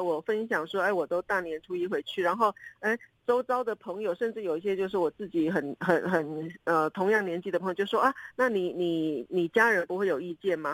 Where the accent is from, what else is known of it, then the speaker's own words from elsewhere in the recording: southern Taiwan, Taiwan; moved away; 像我们住在南部的人，很可能都是因为求学，因为就业，早早都离开家